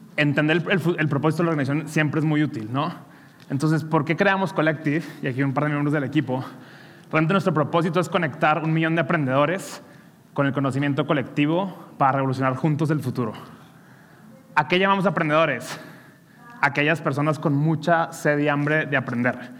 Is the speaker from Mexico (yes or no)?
yes; Monterrey, Nuevo León, Mexico; soy regio